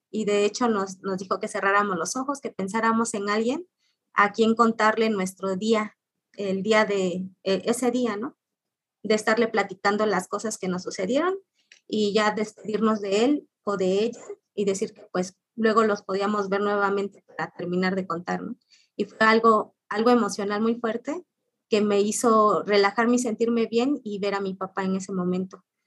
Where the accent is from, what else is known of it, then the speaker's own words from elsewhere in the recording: Orizaba, Veracruz, Mexico; moved away as an adult; now in Ciudad Nezahualcóyotl, Mexico; mi ciudad natal de Orizaba